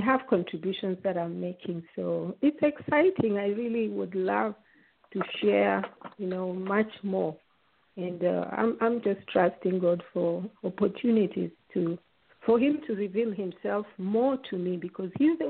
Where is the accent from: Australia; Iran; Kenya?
Kenya; moved away; also born or lived in Uganda; I was born in Uganda, but we left when I was still a baby. We were still little when we moved back home to Kenya.